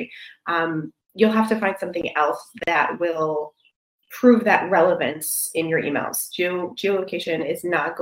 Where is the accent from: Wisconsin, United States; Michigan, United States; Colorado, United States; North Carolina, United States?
Michigan, United States; I'm from Michigan